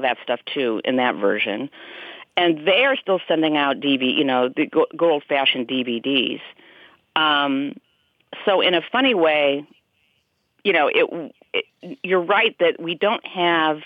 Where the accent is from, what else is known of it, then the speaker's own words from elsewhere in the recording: Des Moines, Iowa, United States; we're both from Des Moines. Cloris was from Des Moines, as am I.